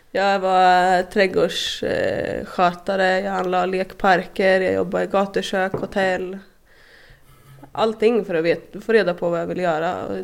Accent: Askersund, Örebro County, Sweden; born or raised there

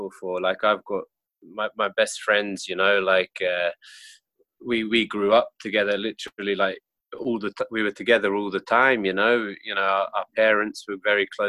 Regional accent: Jersey; moved away as an adult; also born or lived in Australia; now in Tokyo, Japan; I'm from Jersey Island.

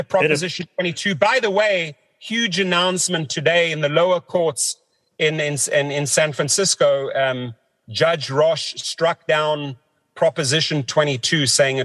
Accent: South Africa; moved away; growing up in South Africa

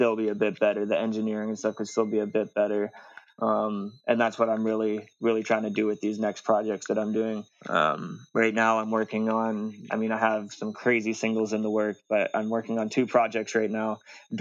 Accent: the West, British Columbia, Canada; I'm from the West

